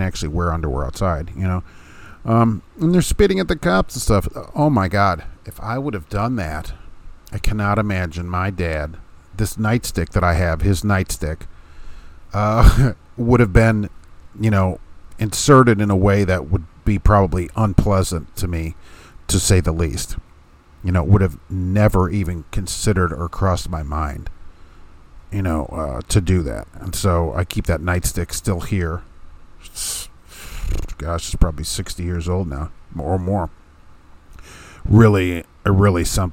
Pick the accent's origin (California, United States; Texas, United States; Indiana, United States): Indiana, United States; Hammond; I grew up in Hammond outside Chicago